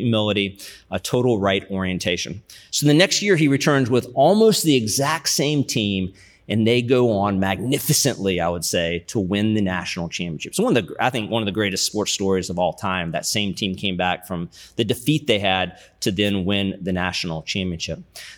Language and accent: English; Charlottesville, Virginia, United States; born there; So I was born in Charlottesville, where the University of Virginia is. My dad was doing his MBA when I was born, so I was born and bred to be a Cavalier fan.